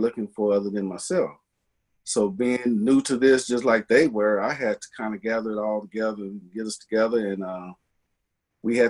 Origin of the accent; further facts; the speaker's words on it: Bay Area, California, United States; I grew up in the Bay Area, California, Northern California.